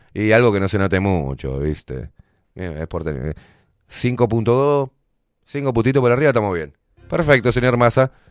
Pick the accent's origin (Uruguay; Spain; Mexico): Uruguay; somos aburridos los uruguayos